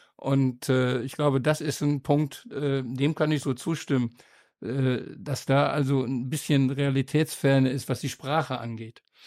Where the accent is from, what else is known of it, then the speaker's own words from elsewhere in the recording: Osnabrück, Lower Saxony, Germany; moved away; ich bin damals in Osnabrück zur Schule gegangen